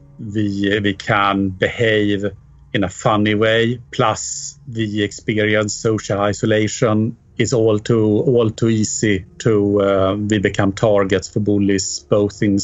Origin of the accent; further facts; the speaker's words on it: Sweden; moved away as an adult; also born or lived in United Kingdom / Mexico / Alaska, United States; now in London, United Kingdom; I'm from Sweden, actually. I emigrated from there in 1995 to the UK